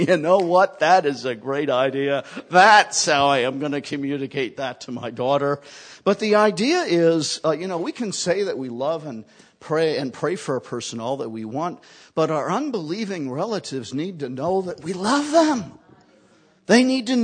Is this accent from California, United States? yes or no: no; New York, United States; moved away; I'm originally from New York